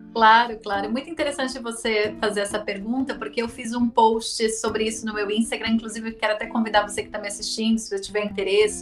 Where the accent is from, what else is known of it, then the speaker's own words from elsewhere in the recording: São Paulo, Brazil; moved away as an adult; also born or lived in Brasília; eu sou de São Paulo, é, sou da Zona Leste de São Paulo. Eu nasci, cresci, vivi até os 24 anos nos, entre os bairros de Itaquera e Goianás